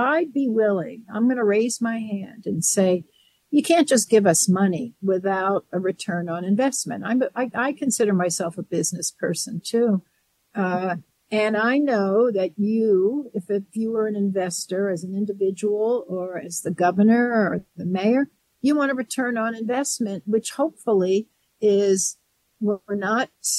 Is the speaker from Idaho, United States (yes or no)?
no; New York, United States; now in Colorado, United States; I'm a New Yorker